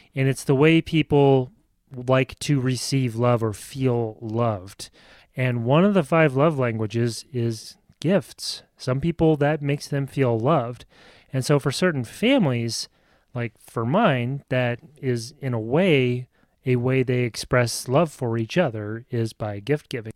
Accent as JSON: {"language": "English", "region": "Nebraska", "country": "United States", "moved": "yes", "said": "I'm from Nebraska"}